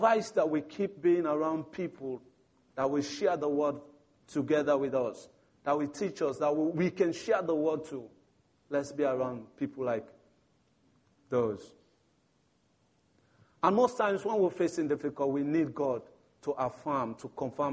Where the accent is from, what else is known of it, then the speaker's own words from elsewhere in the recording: Sierra Leone; moved away; I'm from Sierra Leone, one of the Africa youth